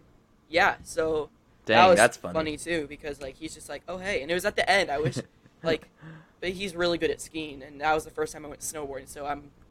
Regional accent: San Diego, California, United States; like San Diego area.

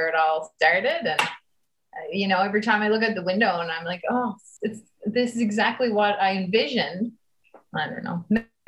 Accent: Newfoundland and Labrador, Canada; also born or lived in Halifax, Nova Scotia; I'm such a Newfoundlander, didn't want to leave here

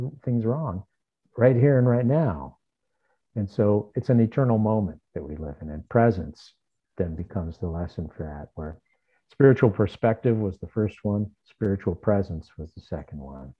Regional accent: Southern California, United States; moved away; also born or lived in New York / Arizona; I'm from Southern California

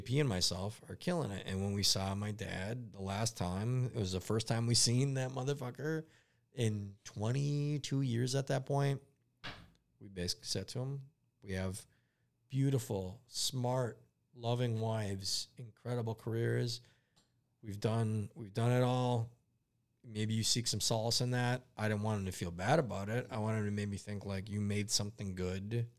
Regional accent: United States; I'm an American-born Lebanese boy

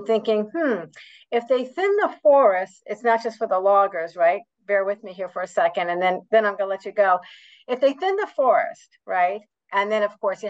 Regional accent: New York, United States; I'm a New Yorker

